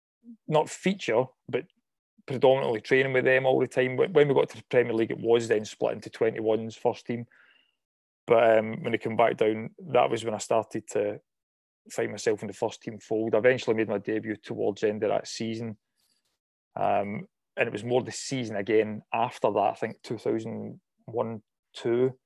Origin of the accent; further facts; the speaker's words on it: Airdrie, Scotland, United Kingdom; it was always out playing football as a kid when I was growing up in Airdrie, myself and my mates